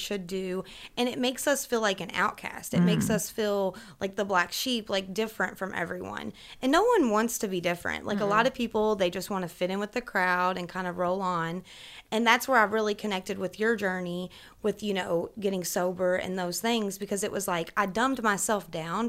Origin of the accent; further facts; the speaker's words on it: Kentucky, United States; growing up in Kentucky